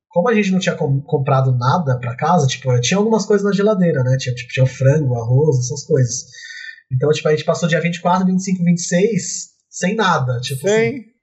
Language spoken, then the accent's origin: Portuguese; São Paulo, Brazil; moved away as an adult; now in Poland; Eu sou de São Paulo